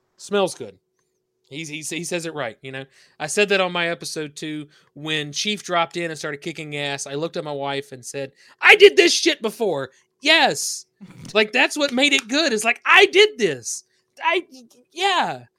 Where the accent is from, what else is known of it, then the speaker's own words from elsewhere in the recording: the South, United States; accent: southern; you hear the accent. I'm from the South.